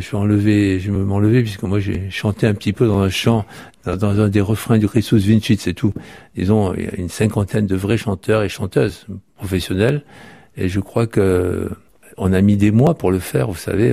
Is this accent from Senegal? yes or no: no; the South-East, south-east France, France; now in Paris, France; je suis du Sud-Est